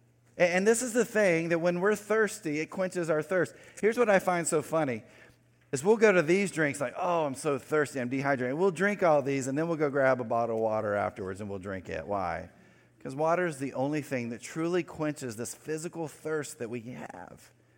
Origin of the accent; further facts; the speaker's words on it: North Carolina, United States; Especially if you're from the area I grew up in North Carolina, the western part